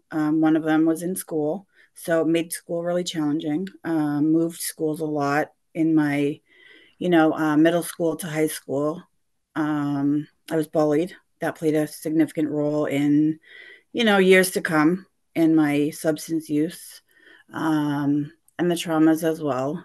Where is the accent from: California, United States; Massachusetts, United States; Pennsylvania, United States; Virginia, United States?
Massachusetts, United States; Gardner; I grew up in Gardner, Mass, a small little town west of Worcester